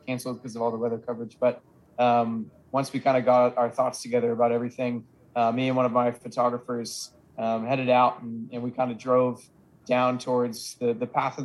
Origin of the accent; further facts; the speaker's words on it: Massachusetts, United States; moved away; I saw one tornado in 20 plus years of growing up that came through Springfield that wasn't even that close to where I'm from in Massachusetts